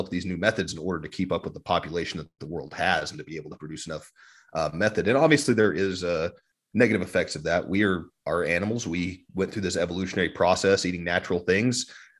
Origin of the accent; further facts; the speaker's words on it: Ogallala Aquifer area, Great Plains, United States; Matthew and I grew up around the Ogallala Aquifer